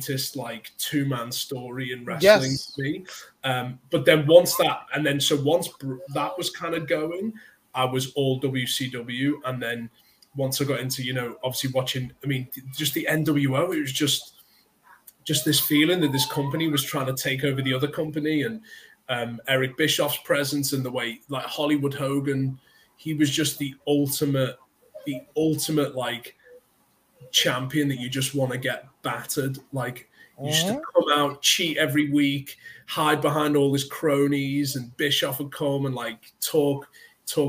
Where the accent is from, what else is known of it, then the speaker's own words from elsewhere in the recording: United Kingdom; as a Brit growing up in the 90s, as a young kid